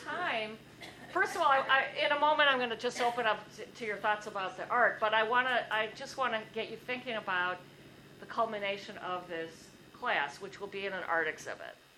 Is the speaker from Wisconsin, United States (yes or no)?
yes; Milwaukee, Wisconsin, United States; I grew up on in Milwaukee along Lake Michigan